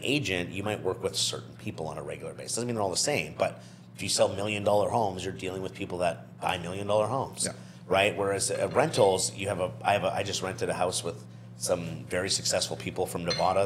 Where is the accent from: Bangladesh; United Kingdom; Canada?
Canada; New Brunswick; moved away; I'm from New Brunswick, so this is still kind of new